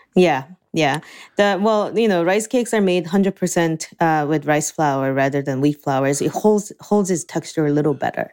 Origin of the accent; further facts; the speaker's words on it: Seoul, South Korea; also born or lived in New Jersey; now in Ann Arbor, United States; I was born and raised in Seoul, Korea.